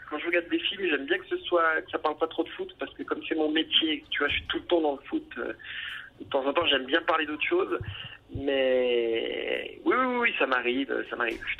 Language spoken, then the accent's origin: French; Saint-Etienne, Auvergne-Rhône-Alpes, France; Mais comme je suis de Saint-Etienne, je crois que je suis un peu obligé de supporter Saint-Etienne quand même, malgré tout.